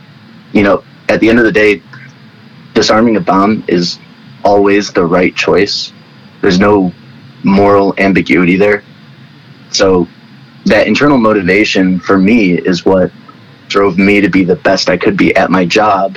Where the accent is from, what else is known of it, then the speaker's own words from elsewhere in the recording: Cleveland, Ohio, United States; I grew up in the suburbs of Cleveland, Ohio